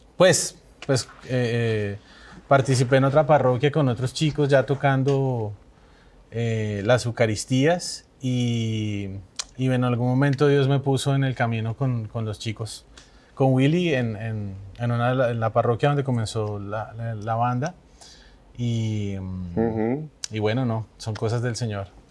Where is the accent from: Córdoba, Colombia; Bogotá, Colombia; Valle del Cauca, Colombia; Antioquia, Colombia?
Bogotá, Colombia; also born or lived in Mérida, Venezuela; más colombiano y Bogotá